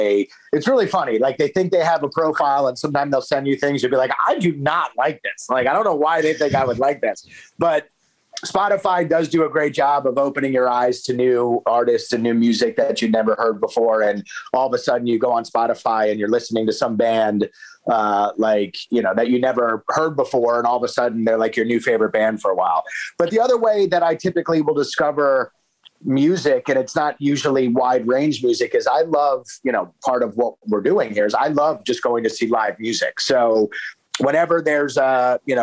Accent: Rockville, Maryland, United States; I'm local to the area. I grew up in Rockville.

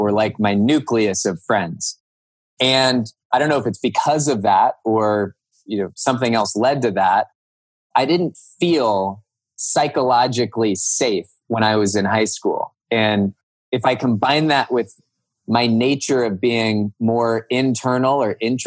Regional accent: Cupertino, California, United States; moved away as an adult; also born or lived in Northern Virginia; now in Hudson, United States; I grew up in Cupertino, California.

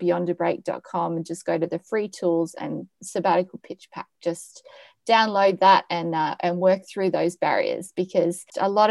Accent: Australia; now in Amsterdam, Netherlands; I'm from Australia

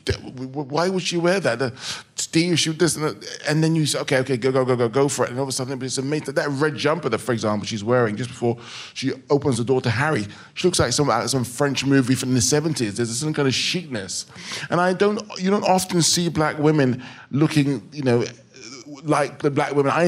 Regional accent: England, United Kingdom; I'm an English director

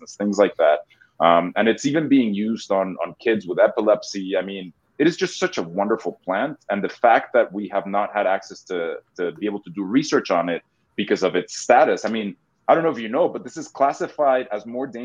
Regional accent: Mexico; moved away as an adult; also born or lived in Boston; now in United States; Yeah, so I'm originally from Mexico. I moved to the States about 20 years ago

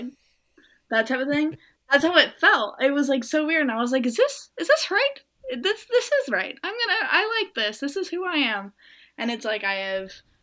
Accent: Norco, California, United States; I'm from Norco. It's a very like horse town, little area in Southern California.

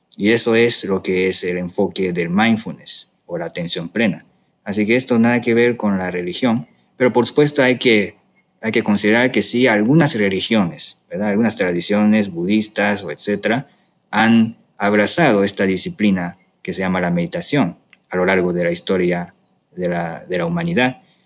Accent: Japan; moved away as an adult; now in Mexico; del, sushi de Japón que acostumbré ahí, ahí en mi tierra

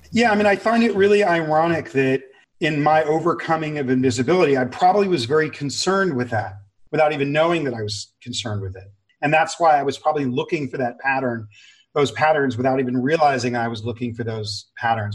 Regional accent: Los Angeles, California, United States; I grew up in severe abject poverty near downtown Los Angeles.

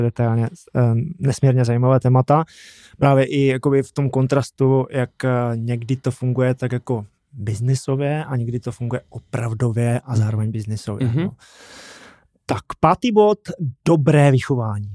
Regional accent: Brumov-Bylnice, Zlín Region, Czechia; Já pocházím z Brumova Bělnice

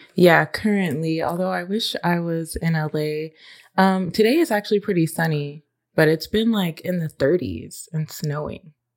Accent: Austin, Texas, United States; now in Nashville, United States; growing up in Austin

